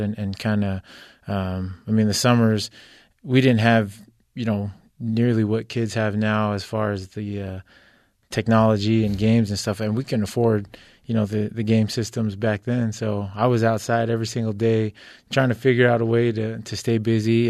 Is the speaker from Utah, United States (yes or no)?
yes; Orem, Utah, United States; also born or lived in Kahuku, Hawaii / San Bernardino County, California / Provo, Utah; we grew up in Orem, um, pretty much uh, just in a, a, small duplex out there. Went to Sharon Elementary